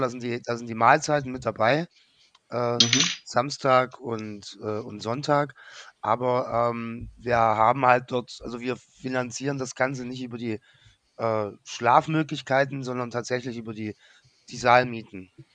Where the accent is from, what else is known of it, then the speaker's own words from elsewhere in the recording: Germany; als Deutscher